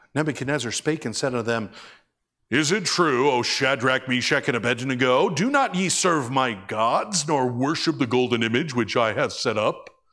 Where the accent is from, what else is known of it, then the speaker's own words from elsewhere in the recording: United States; I'm so grateful to being American.